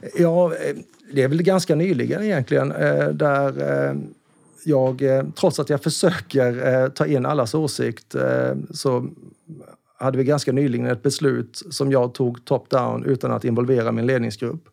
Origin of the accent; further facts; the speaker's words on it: Karlskrona, Blekinge, Sweden; now in Stockholm, Sweden; Jag är ju från Karlskrona, mm. en liten, liten skärgårdsstad